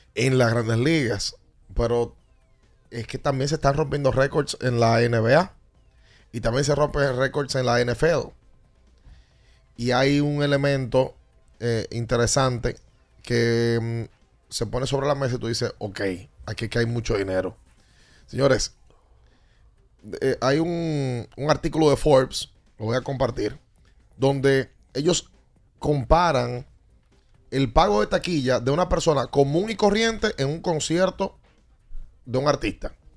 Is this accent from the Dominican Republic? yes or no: yes; Dominican Republic; nuestros hermanos dominicanos